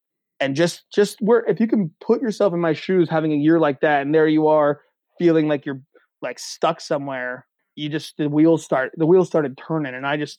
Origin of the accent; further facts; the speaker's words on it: Central Pennsylvania, United States; I'm a kid from Central PA